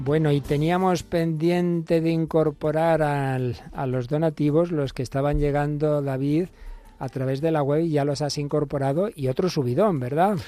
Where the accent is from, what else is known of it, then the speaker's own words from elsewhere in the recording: Spain; en España tenemos el Pilar